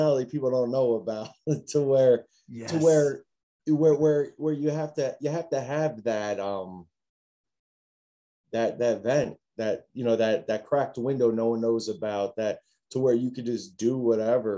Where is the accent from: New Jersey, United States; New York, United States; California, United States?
New Jersey, United States; moved away as an adult; I was born in New Jersey. I come from New Jersey.